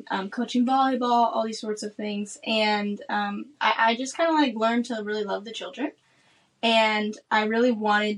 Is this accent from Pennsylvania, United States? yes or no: no; Omaha, Nebraska, United States; moved away as an adult; also born or lived in Washington, D.C. / Madagascar; I'm from Omaha, Nebraska